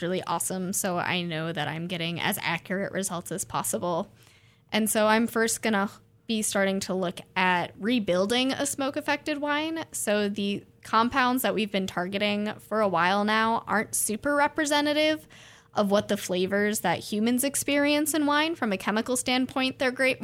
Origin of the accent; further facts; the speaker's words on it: New York, United States; moved away as an adult; now in Oregon, United States; I'm originally from New York